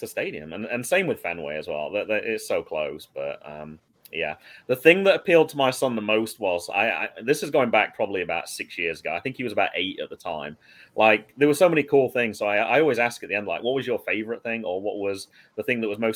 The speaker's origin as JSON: {"language": "English", "region": "England", "country": "United Kingdom", "also_born_or_lived": "North Carolina", "moved": "yes", "lives_now": "United States", "said": "I'm from Old England"}